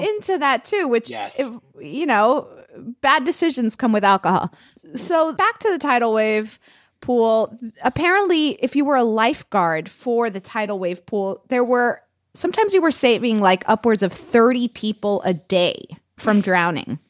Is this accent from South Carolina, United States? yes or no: no; Florida, United States; English is a second language; I'm from Florida